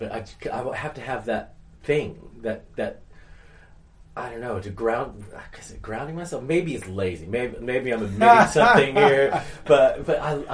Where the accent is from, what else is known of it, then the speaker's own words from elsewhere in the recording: Florida, United States; moved away; Well, Florida